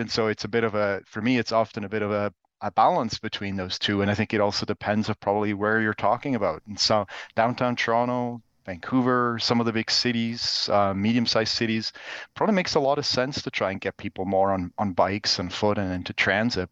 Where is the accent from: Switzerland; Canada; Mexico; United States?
Switzerland; moved away; I'm originally actually from Switzerland